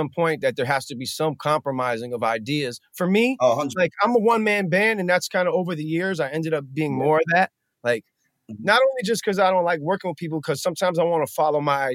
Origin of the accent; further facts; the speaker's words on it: Beverly Hills, California, United States; I grew up in Beverly Hills